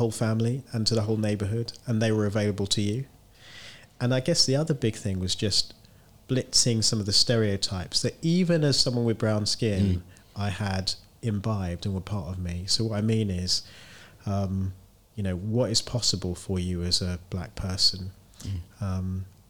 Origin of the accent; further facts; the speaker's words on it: Bromley, London, United Kingdom; And we grew up in Bromley. Most of my conscious life was in Bromley, a suburb of London.